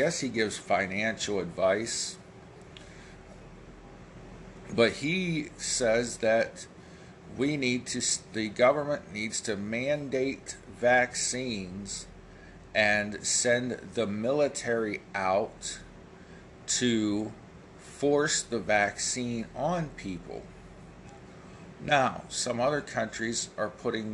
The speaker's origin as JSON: {"language": "English", "country": "United States", "said": "I'm an American"}